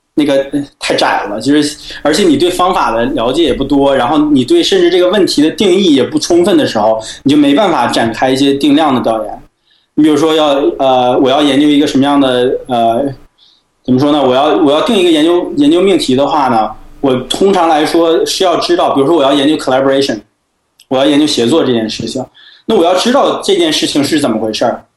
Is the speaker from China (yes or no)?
yes; China; 我们中国人